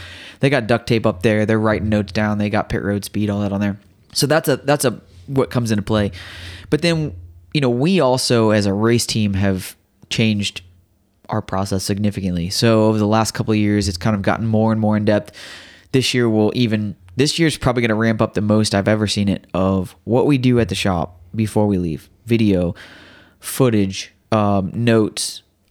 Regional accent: Midwest, United States; I grew up racing dirt tracks. I grew up in the Midwest.

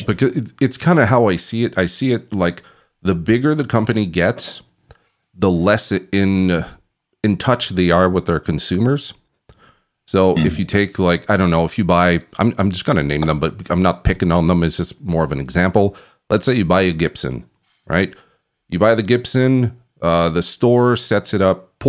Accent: Canada; I'm from Canada

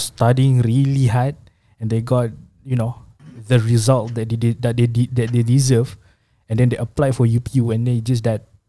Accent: Malaysia; Who was born in Malaysia With Indonesian's parents Indonesian's families

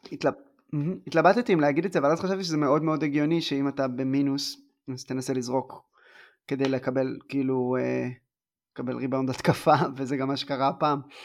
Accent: southern Israel, Israel; אני בא מה, מהדרום

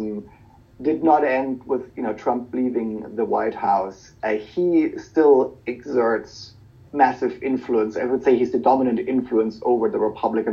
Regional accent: Germany; moved away; Germany, for example, my home country

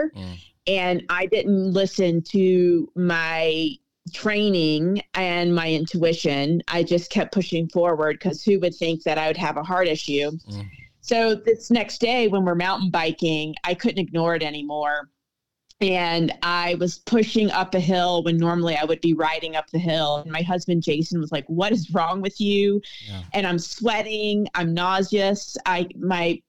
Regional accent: the Carolinas, United States; moved away as an adult; also born or lived in Wyoming; now in Victor, Idaho, United States; The Carolinas are so special, but they were too flat. And so I journeyed out west when I was 19

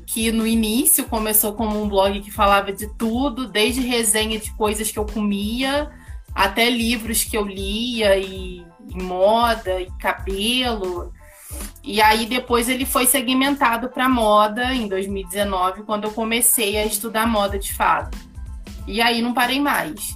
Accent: Rio de Janeiro, Brazil; now in Petrópolis, Brazil; Eu sou carioca, ariana, sou mercadóloga

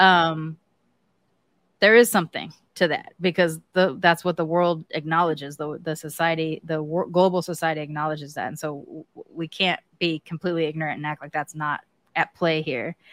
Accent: United States; I'm American

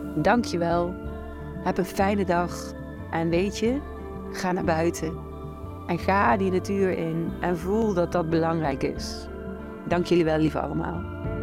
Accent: Doornenburg, Gelderland, Netherlands; een heel mooi klein schooltje in mijn geboortedorp Doornenburg

